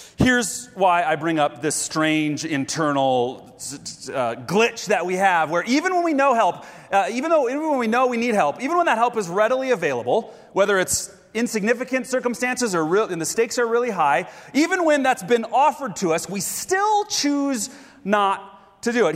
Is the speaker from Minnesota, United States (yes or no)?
yes; Grand Rapids, Minnesota, United States; moved away; my hometown, Grand Rapids, Minnesota